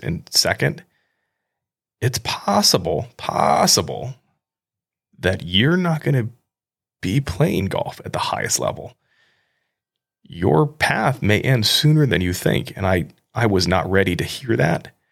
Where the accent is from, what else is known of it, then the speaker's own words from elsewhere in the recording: Midwest, United States; I grew up in the Midwest. I grew up in a pretty rural area.